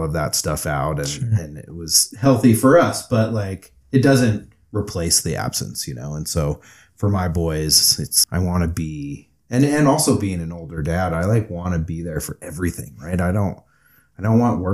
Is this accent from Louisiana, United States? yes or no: no; Southern California, United States; moved away; also born or lived in Abu Dhabi; I'm originally from Southern California